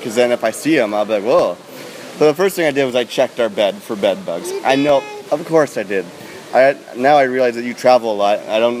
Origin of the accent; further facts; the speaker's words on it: Toronto, Ontario, Canada; I'm from Toronto.